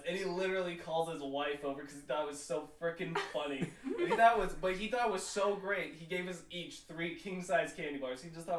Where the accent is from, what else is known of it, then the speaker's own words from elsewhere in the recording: Utah, United States; So since I'm from Utah, a Mormon state, Halloween was weird.